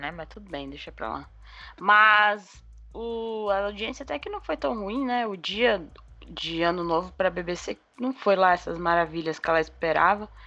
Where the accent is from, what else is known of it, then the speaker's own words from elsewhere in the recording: England, United Kingdom; born there; Ai, eu nasci na Inglaterra.